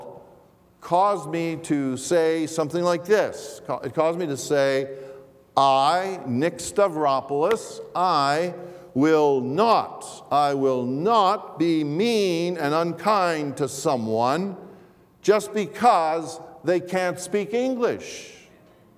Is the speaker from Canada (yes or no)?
yes; Toronto, Ontario, Canada; English is a second language; also born or lived in Greece; I am an immigrant to Canada. My family and I moved to Toronto from Greece when I was a child